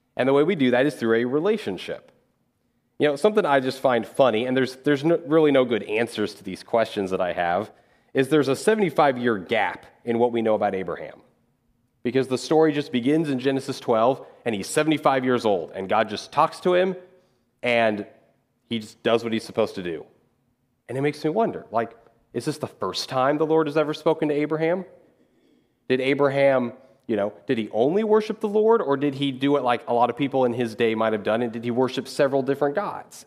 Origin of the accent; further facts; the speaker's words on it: Dodge City, Kansas, United States; moved away as an adult; also born or lived in Missouri / Louisville; I'm from Dodge City, Kansas